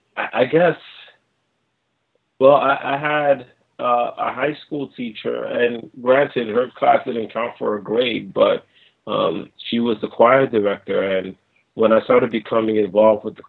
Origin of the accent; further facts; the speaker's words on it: New York City, New York, United States; born and raised in New York City